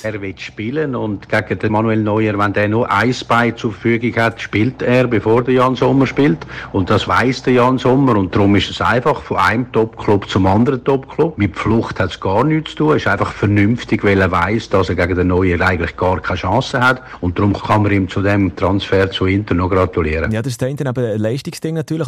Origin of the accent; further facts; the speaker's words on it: Switzerland; hier bei uns in der Schweiz